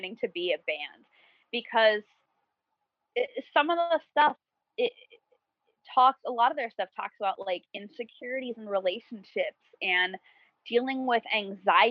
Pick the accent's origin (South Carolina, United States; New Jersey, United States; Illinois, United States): New Jersey, United States; I'm from New Jersey.